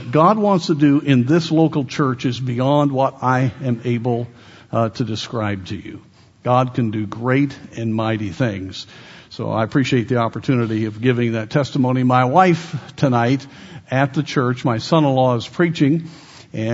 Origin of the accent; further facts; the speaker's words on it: Colorado, United States; I grew up in Colorado